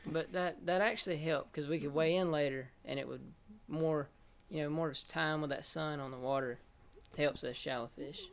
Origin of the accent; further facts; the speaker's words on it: Wilsonville, Alabama, United States; I grew up in Wilsonville, Alabama